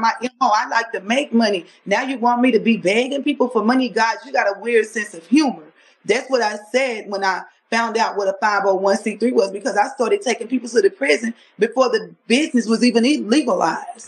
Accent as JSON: {"language": "English", "region": "Louisiana", "country": "United States", "moved": "as an adult", "lives_now": "Texas, United States"}